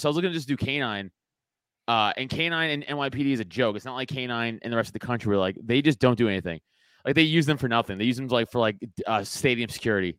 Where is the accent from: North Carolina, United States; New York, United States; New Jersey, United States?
New York, United States; New York City; I growing up in Staten Island, it's, it's a conservative borough